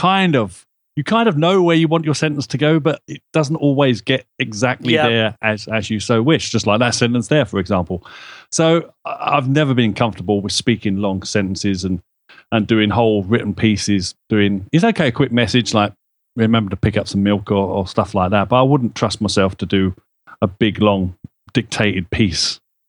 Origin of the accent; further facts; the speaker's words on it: London, United Kingdom; accent: Cockney; I'm a Cockney, I drop my H's everywhere.